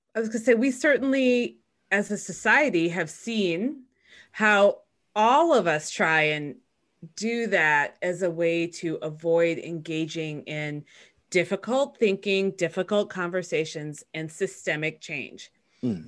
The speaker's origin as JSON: {"language": "English", "town": "Chicago", "region": "Illinois", "country": "United States", "tie": "born or raised there", "said": "I was born in Chicago"}